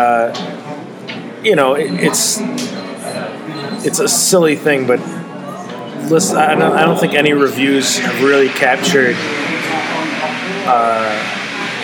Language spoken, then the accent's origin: English; Chicago, Illinois, United States; I'm from Chicago